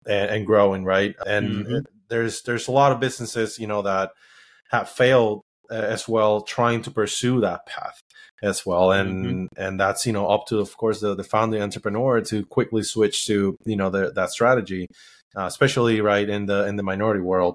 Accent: Puerto Rico; moved away; I was born and raised in Puerto Rico.

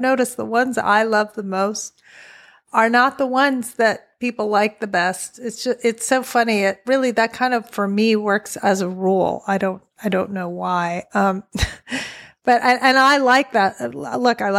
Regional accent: Southern Virginia, United States; I'm born and raised in Southern Virginia with the Blue Ridge Mountains

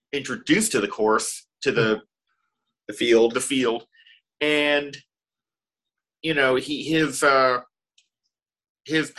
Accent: Dallas, Texas, United States; also born or lived in Austin, Texas; We grew up in Dallas, Texas. We were born in Dallas

